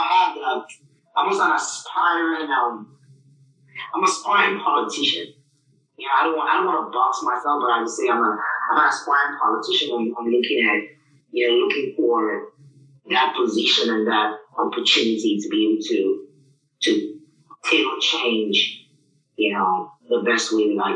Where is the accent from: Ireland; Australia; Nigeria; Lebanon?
Nigeria; now in United States; my origin is Nigeria. I'm proud to be Nigerian.